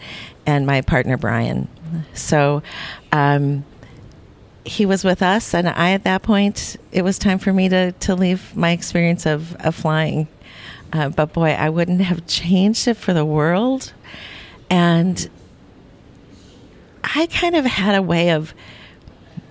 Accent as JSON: {"language": "English", "town": "Minneapolis", "region": "Minnesota", "country": "United States", "tie": "born or raised there", "said": "in my hometown here in the Twin Cities"}